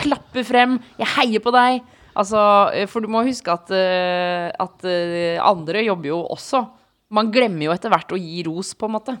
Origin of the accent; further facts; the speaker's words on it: Oslo, Norway; jeg er fra samme sted som han, en eh, bitte liten del av Oslo